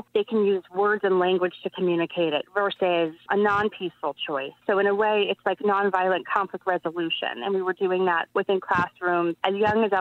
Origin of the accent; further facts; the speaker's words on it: Howard County, Maryland, United States; moved away as an adult; also born or lived in California / Hawaii / Boston, Massachusetts; I'm from Maryland. I grew up in Howard County and I moved out west